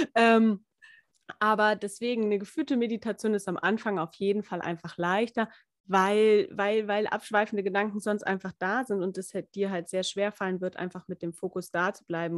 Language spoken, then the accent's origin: German; Lindau, Bavaria, Germany; ich komme ja aus Lindau, Lindau am Bodensee